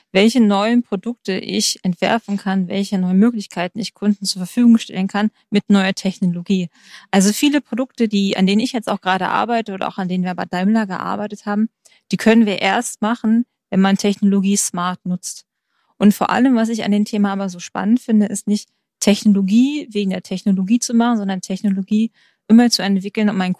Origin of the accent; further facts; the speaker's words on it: Baden-Württemberg, Germany; Man muss dazu sagen, ich komme aus dem Schwarzwald